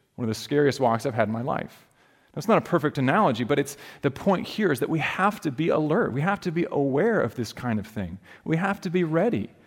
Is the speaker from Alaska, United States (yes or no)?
yes; Alaska, United States; moved away; where I grew up in Alaska, we had grizzly bears